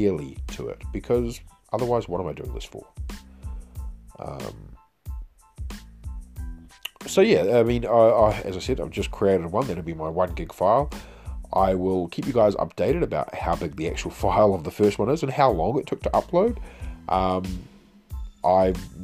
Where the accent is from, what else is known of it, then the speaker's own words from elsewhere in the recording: New Zealand; me being Kiwi